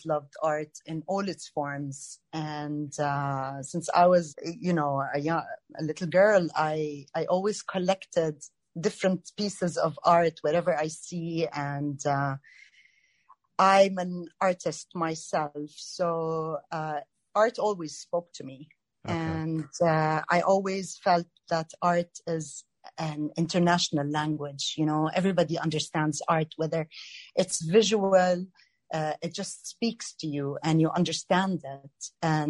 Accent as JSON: {"language": "English", "country": "Jordan", "tie": "born or raised there", "also_born_or_lived": "Greece", "moved": "as an adult", "lives_now": "Toronto, Canada", "said": "I'm Jordanian Canadian, and I met my Canadian husband back in Jordan."}